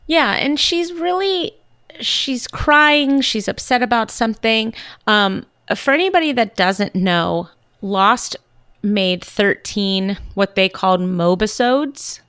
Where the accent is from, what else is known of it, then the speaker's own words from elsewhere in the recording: California, United States; I'm from California